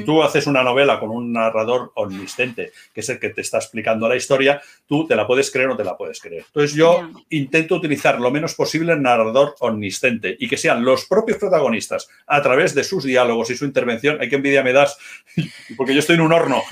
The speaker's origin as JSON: {"language": "Spanish", "town": "Moratalla", "region": "Region of Murcia", "country": "Spain", "also_born_or_lived": "Barcelona", "moved": "yes", "lives_now": "Huesca, Spain", "said": "yo soy murciano"}